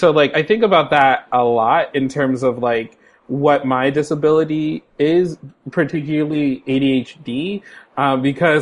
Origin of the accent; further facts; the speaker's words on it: San Francisco, California, United States; now in Seattle, United States; I'm a black cis dude living in Seattle, Washington, and I'm from San Francisco